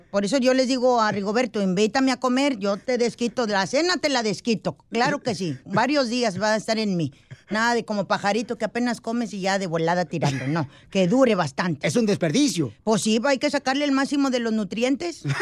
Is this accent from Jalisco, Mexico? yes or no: yes; Ocotlán, Jalisco, Mexico; O sea, por favor, soy de Ocotlán, Jalisco